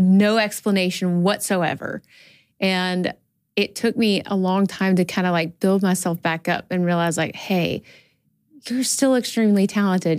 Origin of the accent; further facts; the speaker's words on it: Birmingham, Alabama, United States; I'm from Alabama.